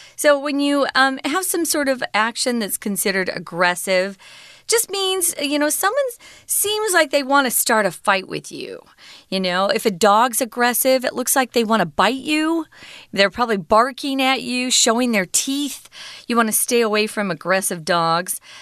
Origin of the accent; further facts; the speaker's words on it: United States; growing up in America